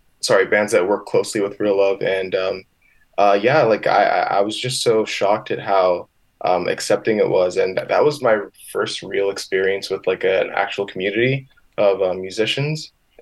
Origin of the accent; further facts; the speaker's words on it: Michigan, United States; now in Winnipeg, California, United States; And I just came from the States. I don't know if you know this, but I came from Michigan, 2016, and, you know, started to build the relationships up here in Winnipeg with the music scene.